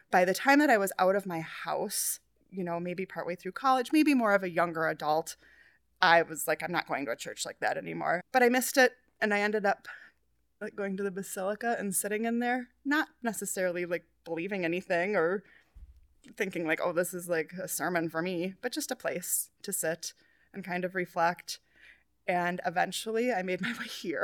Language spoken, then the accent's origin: English; New Hope, Minnesota, United States; I grew up in New Hope, which is, like, kind of on the border of, like, Golden Valley